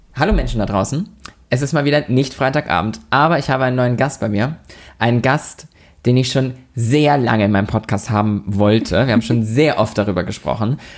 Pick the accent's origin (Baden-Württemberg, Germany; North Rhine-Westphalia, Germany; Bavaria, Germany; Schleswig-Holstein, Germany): Schleswig-Holstein, Germany; Lübeck; in Lübeck, also in meiner Heimat, in unserer Heimat